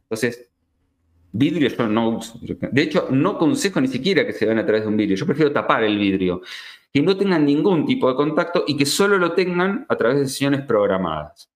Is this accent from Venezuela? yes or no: no; Argentina; acá en Argentina